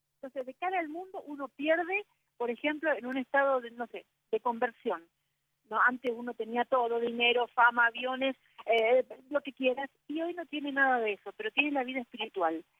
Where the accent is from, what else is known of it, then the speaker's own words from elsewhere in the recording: Argentina; acá en mi país